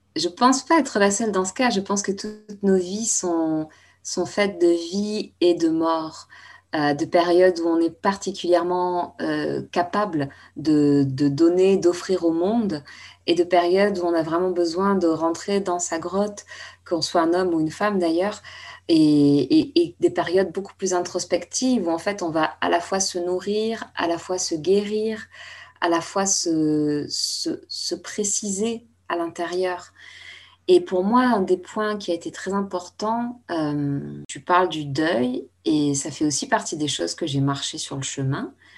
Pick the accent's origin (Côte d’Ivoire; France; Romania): France; Bordeaux, Nouvelle-Aquitaine; now in Paris, France; ma ville natale, à Bordeaux